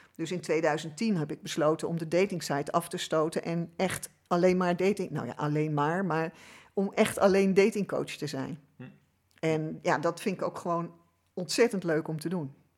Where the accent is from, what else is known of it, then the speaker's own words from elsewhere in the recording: Amsterdam, North Holland, Netherlands; ik ben geboren in Amsterdam. Dus ik ben een echte Amsterdamse